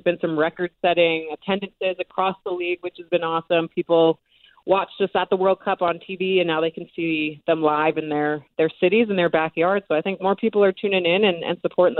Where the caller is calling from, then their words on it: Salt Lake City, Utah, United States; I am joining you from Salt Lake City, Utah, where my professional team is at.